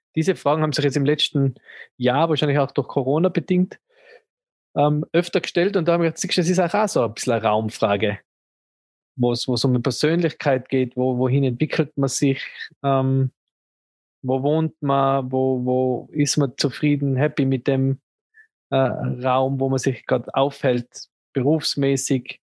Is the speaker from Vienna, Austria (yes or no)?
no; Tyrol, Austria; als, als Tiroler